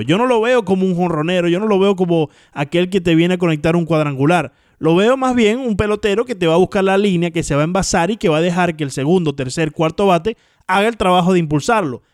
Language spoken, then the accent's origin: Spanish; Miami, Florida, United States; yo me crié aquí en el Trio 5